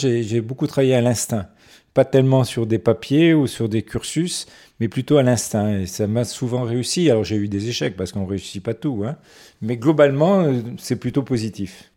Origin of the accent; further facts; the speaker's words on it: Nice, Provence-Alpes-Côte d'Azur, France; also born or lived in Morocco; Je suis arrivé à Nice à l'âge de 4 ans, parce que je suis né au Maroc.